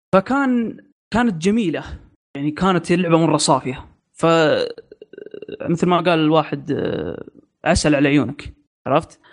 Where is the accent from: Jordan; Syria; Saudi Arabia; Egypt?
Saudi Arabia; عندنا في السعوديه